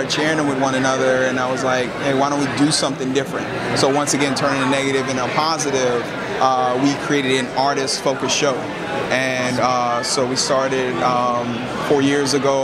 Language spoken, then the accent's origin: English; New Orleans, Louisiana, United States; moved away as an adult; now in Long Island, United States; I'm originally from New Orleans, and we only moved up to Long Island after Hurricane Katrina